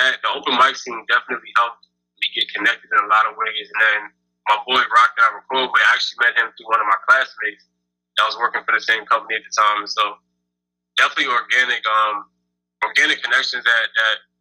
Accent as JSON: {"language": "English", "region": "New Jersey", "country": "United States", "moved": "as an adult", "lives_now": "Chicago, United States", "said": "I'm a rapper from Jersey"}